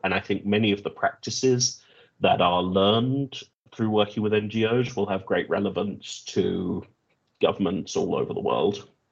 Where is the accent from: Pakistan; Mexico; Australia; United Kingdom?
United Kingdom; My home country is the United Kingdom